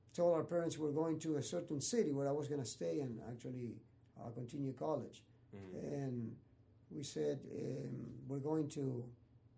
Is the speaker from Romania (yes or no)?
no; Argentina; moved away; also born or lived in Santa Monica, California; I'm from Argentina